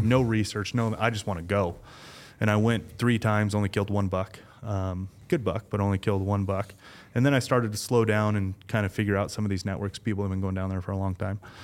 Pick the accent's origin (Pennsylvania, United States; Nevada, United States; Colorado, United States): Nevada, United States; Las Vegas; I was born and raised in Vegas